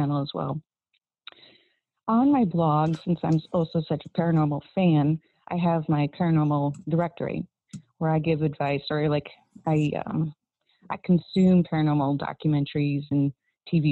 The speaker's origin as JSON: {"language": "English", "region": "South Dakota", "country": "United States", "tie": "born or raised there", "said": "I grew up in South Dakota, a small town that is quite literally hundreds of miles in every direction from a city square."}